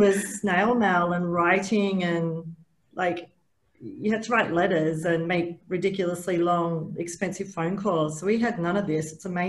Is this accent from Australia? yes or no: yes; Sydney, New South Wales, Australia; moved away as an adult; also born or lived in United States; I'm from Sydney, Australia, and it was a very hard decision in 94 after 8 years in America to come back home.